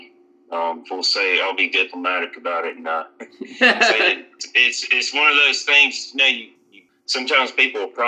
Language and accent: English; Greensboro, North Carolina, United States; Originally, I'm from Greensboro, North Carolina